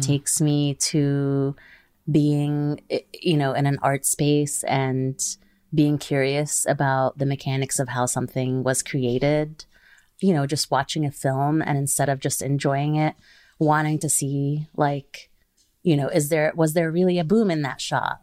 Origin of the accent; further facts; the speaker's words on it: Kuwait; I grew up in Kuwait